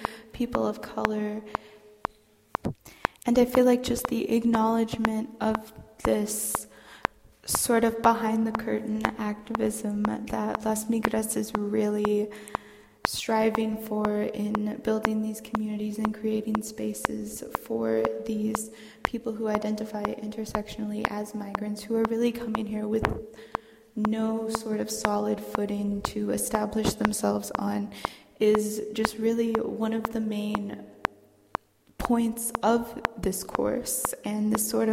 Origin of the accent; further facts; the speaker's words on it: Houston, Texas, United States; I'm from Houston, Texas